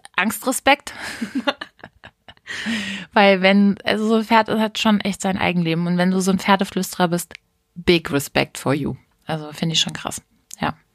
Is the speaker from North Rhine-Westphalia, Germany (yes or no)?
no; Hameln, Lower Saxony, Germany; also born or lived in Hanau; ich bin ja in, zwar in Hanau geboren, aber aufgewachsen bin ich in Hameln